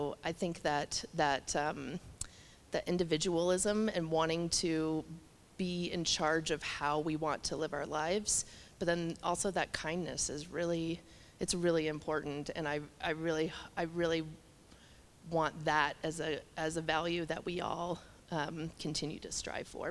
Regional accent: Colorado, United States; moved away as an adult; now in Montana, United States; what Colorado used to be when I was growing up there

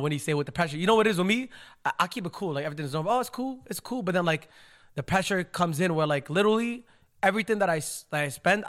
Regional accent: Yemen; moved away; where I came from Yemen, they're very like, very strict. It's very like, old school, you know, very old school. The weddings are separated, men, women.

